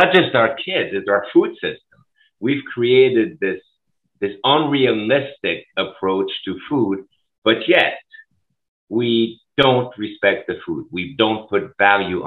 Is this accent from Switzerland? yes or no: yes; Switzerland; now in Minneapolis, United States; I grew up in Europe. I grew up in Switzerland